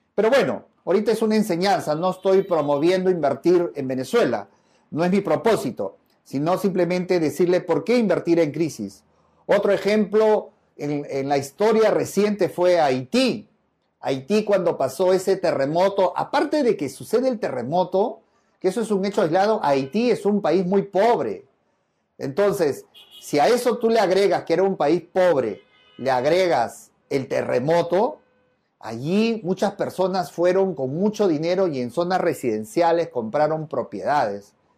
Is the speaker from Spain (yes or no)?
no; Peru; en mi país sí, en el Perú